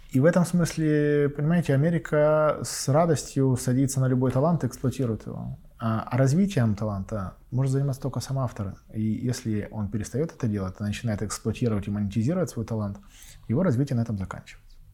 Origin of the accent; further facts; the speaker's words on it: Donetsk, Donetsk Oblast, Ukraine; я сам родом из Донецка